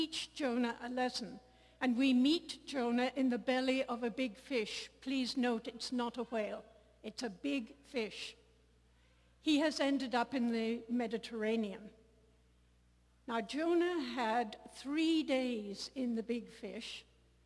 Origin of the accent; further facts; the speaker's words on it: Ireland; I come from Ireland